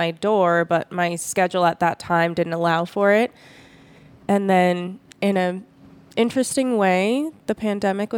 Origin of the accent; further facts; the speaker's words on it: Las Vegas, Nevada, United States; also born or lived in Southern California; this is my hometown